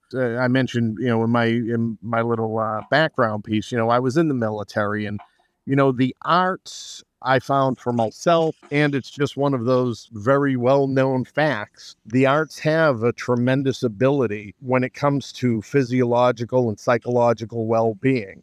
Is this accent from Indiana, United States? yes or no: no; Somerville, Massachusetts, United States; moved away as an adult; now in Malden, United States; I grew up in Somerville